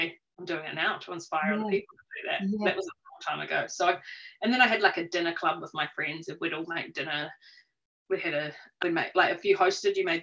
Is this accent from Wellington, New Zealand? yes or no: no; Rotorua, Bay of Plenty, New Zealand; also born or lived in Auckland; now in Taupō, New Zealand; So I grew up in Rotorua, had a fun kind of cruisy life